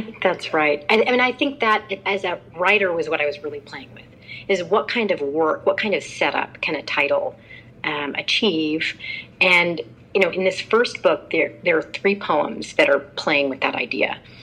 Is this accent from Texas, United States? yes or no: yes; Houston, Texas, United States; moved away; same district where I went to school in Houston, Texas. And I told Teach for America I would go almost anywhere. They kept me in my hometown.